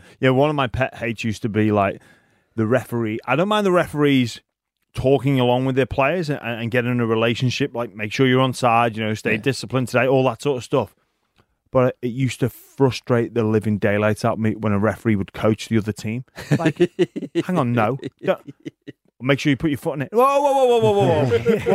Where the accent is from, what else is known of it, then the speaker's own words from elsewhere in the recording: England, United Kingdom; I'm an Englishman